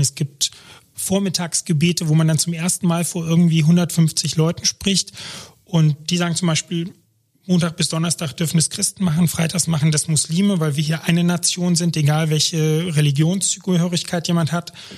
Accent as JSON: {"language": "German", "country": "Germany", "said": "ich bin Deutscher in Deutschland"}